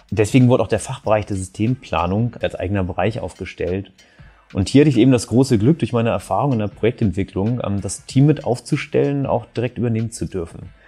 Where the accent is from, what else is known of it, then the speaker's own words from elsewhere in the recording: Kiel, Schleswig-Holstein, Germany; Ich bin Kieler Jung und arbeite in Hamburg